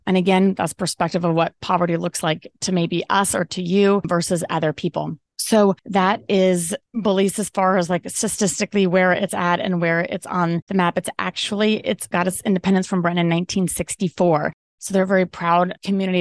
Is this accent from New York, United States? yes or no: no; Colorado, United States; moved away as an adult; also born or lived in Maui, Hawaii / Belize; I'm originally from Colorado, then moved to Maui for five years